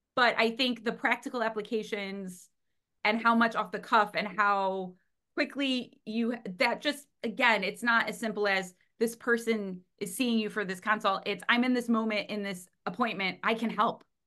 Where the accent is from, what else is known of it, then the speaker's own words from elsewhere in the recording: Cleveland, Ohio, United States; I'm from America, Cleveland, Ohio